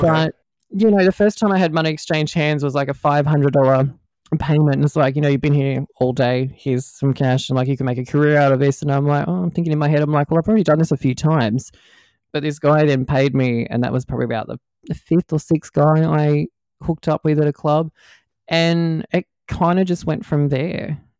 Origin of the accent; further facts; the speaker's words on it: Australia; accent: Aussie; also born or lived in Melbourne, Victoria; my, my Aussie accent's not uh, too too hard for people to, to, to understand.